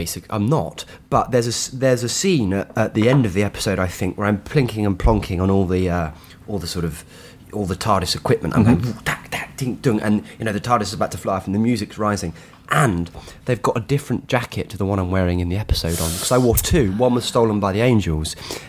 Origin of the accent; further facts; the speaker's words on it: United Kingdom; So, because it's embedded in your fabric as a British person somehow.